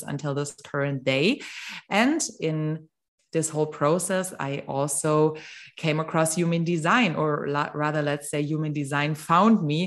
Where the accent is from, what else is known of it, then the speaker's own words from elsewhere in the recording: Germany; also born or lived in Mexico; I'm from Germany